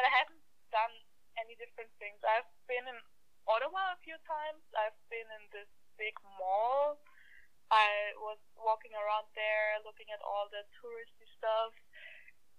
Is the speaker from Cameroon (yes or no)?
no; Vienna, Austria; first language German; English is a second language; moved away as an adult; now in Canada; the capital city, Vienna, where I'm from